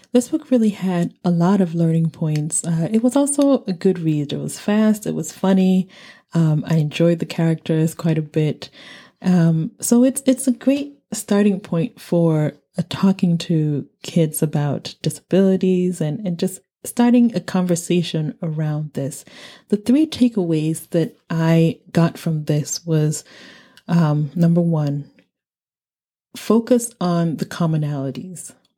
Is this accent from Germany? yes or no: no; Nigeria; moved away; I said I was from Nigeria.